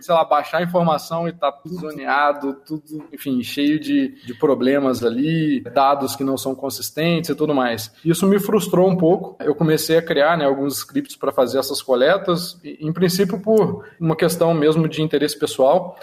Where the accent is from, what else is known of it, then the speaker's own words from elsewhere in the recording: interior of Rio de Janeiro state, Brazil; now in Curitiba, Brazil; Eu moro aqui em Curitiba atualmente, né? Eu sou do interior do Rio